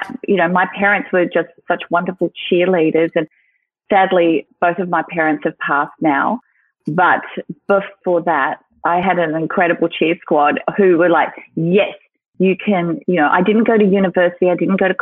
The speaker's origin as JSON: {"language": "English", "town": "Sydney", "region": "New South Wales", "country": "Australia", "tie": "born or raised there", "said": "I'm from New South Wales, Sydney, New South Wales. And I grew up here, and this has been my home for my whole life"}